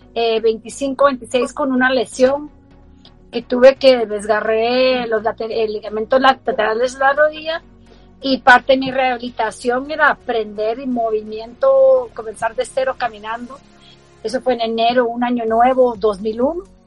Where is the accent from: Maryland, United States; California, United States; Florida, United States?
Maryland, United States; Baltimore; moved away; also born or lived in Guatemala; yo crecí en Baltimore